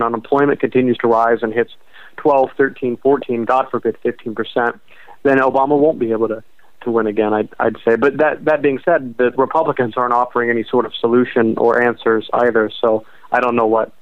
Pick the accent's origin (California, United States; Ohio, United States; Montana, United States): Ohio, United States; I'm from Ohio